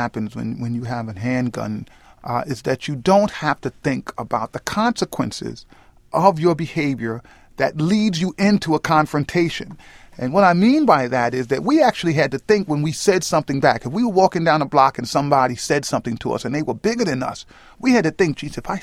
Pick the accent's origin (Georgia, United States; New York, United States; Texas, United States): New York, United States; New York City; Union Avenue, which was the block I grew up on in the South Bronx